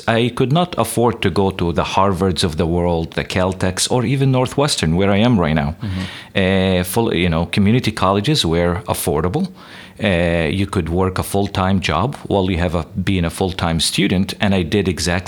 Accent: West Bank, Palestine; moved away as an adult; also born or lived in Southern California; now in United States; I grew up in the Middle East, West Bank, Palestine

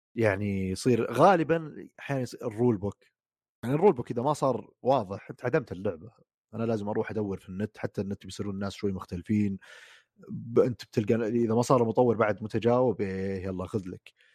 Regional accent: Saudi Arabia; موجوده في محلات عندنا في السعوديه

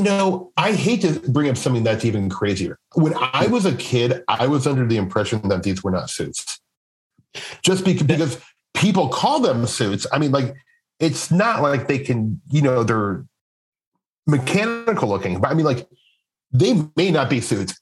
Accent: Midwest, United States; I'm from the Midwest

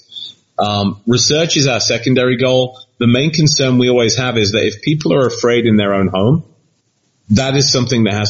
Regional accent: Leicester, East Midlands, United Kingdom; my hometown of Leicester

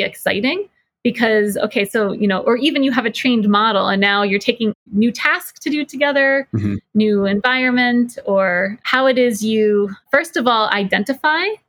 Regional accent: New Jersey, United States; now in Boston, United States; I'm originally from New Jersey

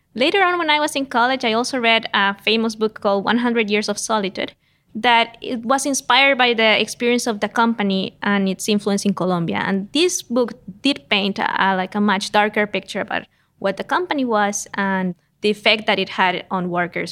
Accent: San José, Costa Rica; moved away as an adult; now in United States; I am Costa Rican. I grew up in San Jose, that is uh, the capital of Costa

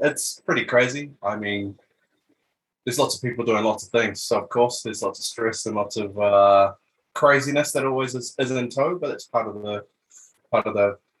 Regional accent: Dunedin, Otago, New Zealand; now in Melbourne, Australia; I was born and raised in Dunedin, actually.

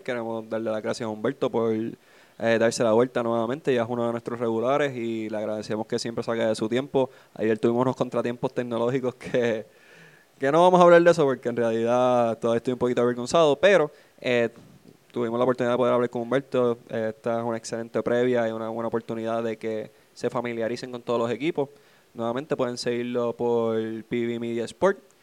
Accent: Trujillo Alto, Puerto Rico; Yo soy residente de Trujillo. Yo puedo decir que soy de Cabo hasta lo que quieran, pero yo soy. Yo he vivido toda mi vida en Trujillo

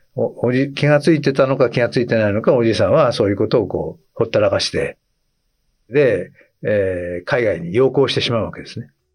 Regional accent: Hokkaido, Japan; 僕は北海道生まれなんで

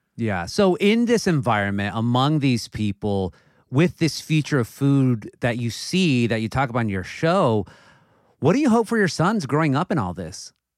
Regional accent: Southern California, United States; growing up in Southern California

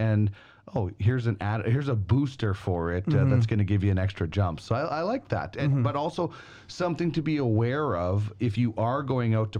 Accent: Brandon, Manitoba, Canada; the street in where I grew up in Brandon, Manitoba

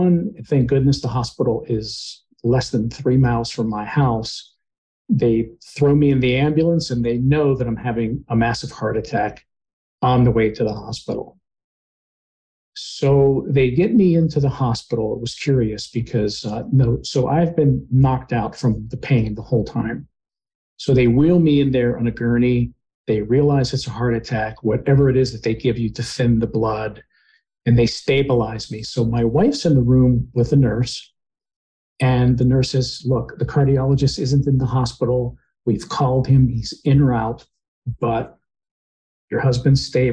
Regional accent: Pittsburgh, Pennsylvania, United States; now in Charlotte, United States; I'm originally from Pittsburgh, PA, and I live in Charlotte, North Carolina now

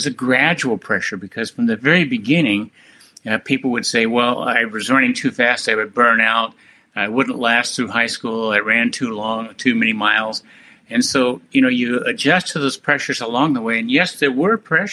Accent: Wichita, Kansas, United States; I was a young boy growing up in Wichita

